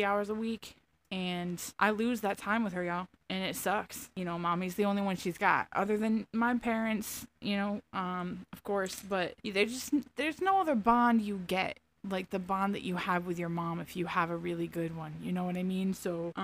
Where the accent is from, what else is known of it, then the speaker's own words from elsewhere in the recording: Finger Lakes area, Central New York, United States; accent: Southern; also born or lived in Tampa, Florida; I grew up here in Central New York, basically the middle of nowhere. Finger Lakes area in New York